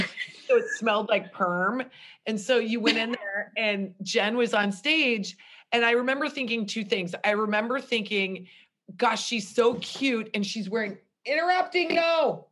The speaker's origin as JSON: {"language": "English", "region": "Nebraska", "country": "United States", "moved": "yes", "lives_now": "Los Angeles, United States", "said": "we are both from Nebraska, but we did not meet there. We both moved out to LA at different times."}